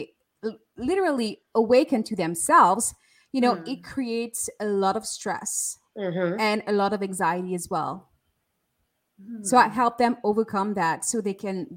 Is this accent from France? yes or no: yes; France; I was born and raised in France